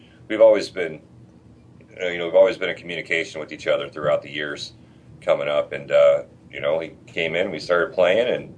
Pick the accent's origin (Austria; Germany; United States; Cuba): United States; Midwest; now in California, United States; we're originally from the Midwest